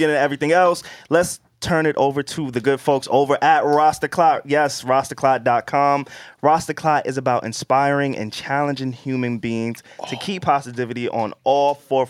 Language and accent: English; Queens, New York, United States; Oh, no. I say I'm from Long Island.